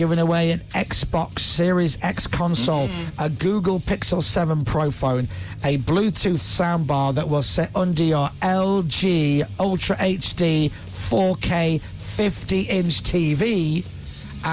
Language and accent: English; Leeds, Yorkshire and the Humber, United Kingdom; I come from Leeds